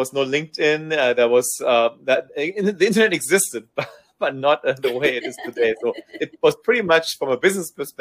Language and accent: English; Germany; moved away as an adult; also born or lived in United States / Silicon Valley / Taiwan; So I'm a German-American. I was born in Germany and raised partially in Germany. And then I moved after my college studies, I moved to the United States to Silicon Valley